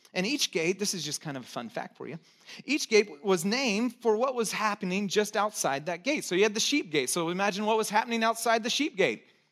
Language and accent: English; Texas, United States; I was born in Texas